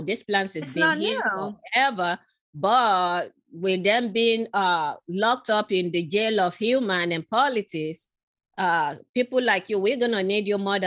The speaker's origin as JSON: {"language": "English", "country": "Nigeria", "tie": "born or raised there", "moved": "yes", "said": "I was born in Nigeria, in western part of Africa"}